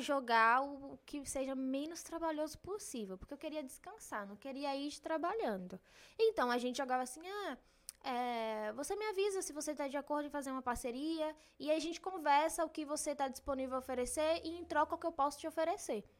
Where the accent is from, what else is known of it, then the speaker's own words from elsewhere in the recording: Brazil; Eu sou brasileira